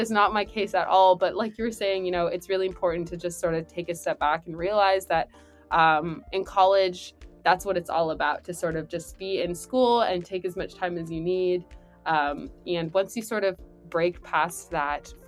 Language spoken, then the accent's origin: English; California, United States; moved away; I'm from California